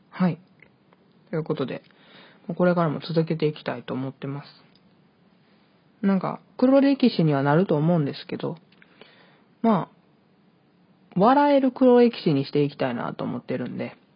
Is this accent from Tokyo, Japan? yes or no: no; Hyogo, Japan; also born or lived in Hokkaido; 北海道生まれ、兵庫県育ちの23歳の